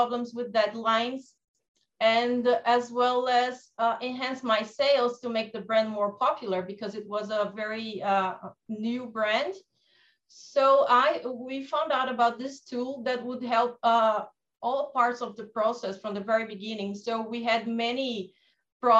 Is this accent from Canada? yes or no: no; Brazil; I'm from Brazil